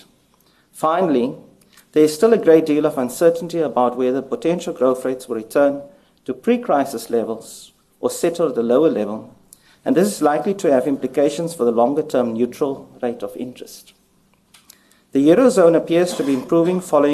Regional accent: Cape Town, Western Cape, South Africa; moved away; Cape Town is my hometown, and I'm always pleased to return here.

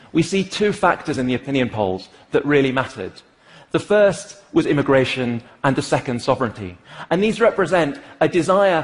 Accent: United Kingdom; I am British

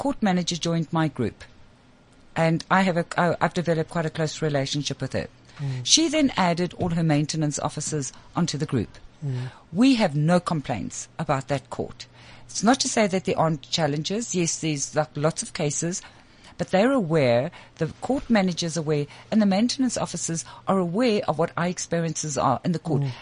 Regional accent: South Africa; As a South African

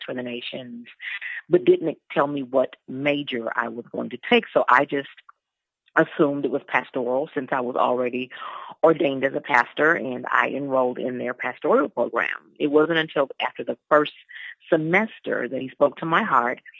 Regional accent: Houston, Texas, United States; moved away as an adult; also born or lived in Dallas, Texas; now in South Africa; I'm originally from Houston, Texas

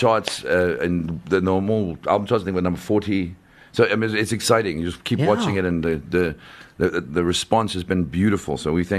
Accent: South Africa; We're from South Africa

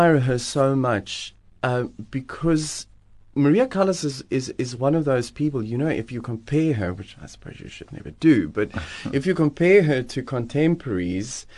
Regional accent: Johannesburg, Gauteng, South Africa; now in Cape Town, South Africa; I grew up in Johannesburg

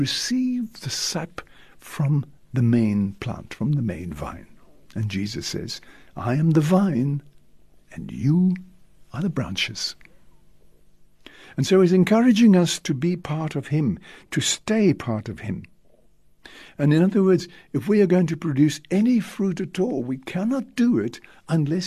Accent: Cape Town, Western Cape, South Africa; also born or lived in Stellenbosch; I come from the Western Cape, down in Cape Town

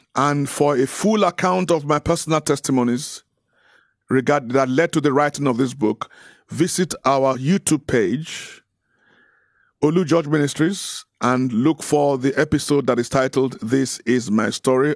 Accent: Nigeria; I'm Nigerian

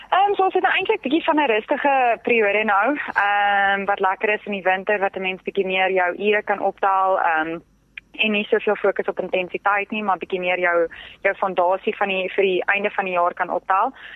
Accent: Pretoria, Gauteng, South Africa; ek het in Pretoria groot geword

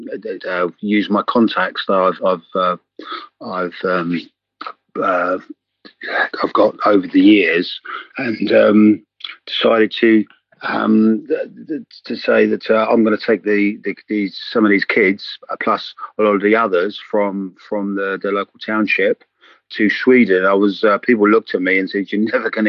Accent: England, United Kingdom; accent: English; I'm sort of English, as you can tell by my accent

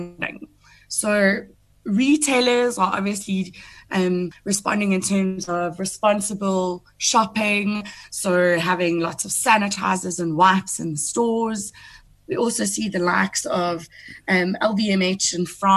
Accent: Welkom, Free State, South Africa; I'm a small town girl, because I come from Welkom in the Free State

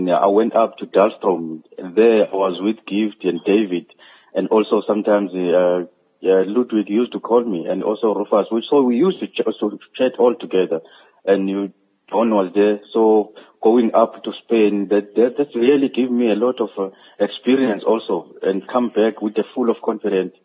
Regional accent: KwaZulu-Natal, South Africa; whole South African, whole KwaZulu-Natal, my home state

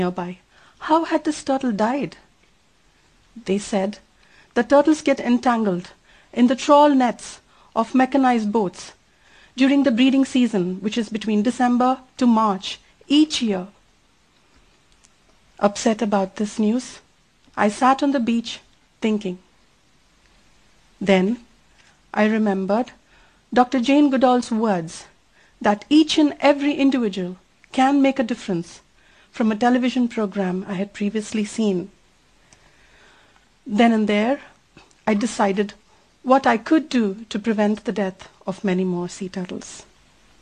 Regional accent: Chennai, Tamil Nadu, India; I come from Chennai, a rapidly growing city in South India

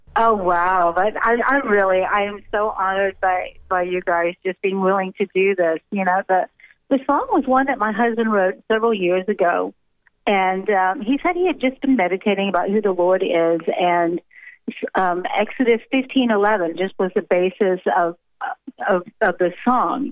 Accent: United States; moved away as an adult; now in South Africa; I'm an American that's been transplanted and been living in South Africa for pretty much most of my married life

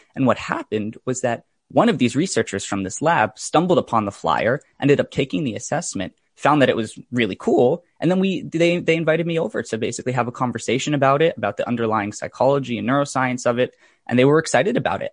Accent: Fairfield County, Connecticut, United States; I grew up in, uh, Fairfield County in, in Connecticut, and I've actually lived there my whole life

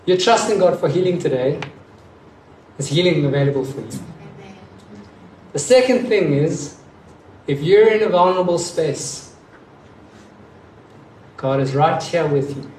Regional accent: Johannesburg, Gauteng, South Africa; I grew up in Johannesburg

